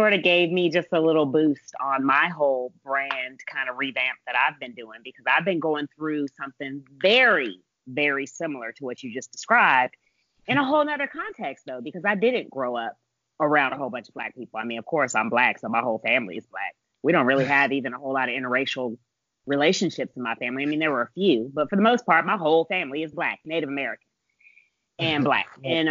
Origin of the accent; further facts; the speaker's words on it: Germany; born there; And I was born in Germany.